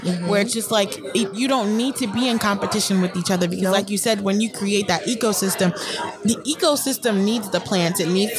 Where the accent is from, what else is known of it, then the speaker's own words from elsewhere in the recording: Atlanta, Georgia, United States; I'm from Atlanta. I ain't never seen this. You know, I never been the minority in Atlanta.